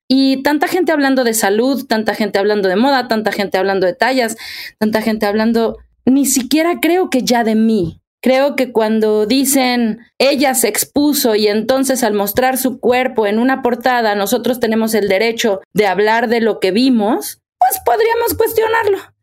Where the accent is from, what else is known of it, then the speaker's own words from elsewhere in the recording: Mexico; soy actriz, soy cantante, soy mexicana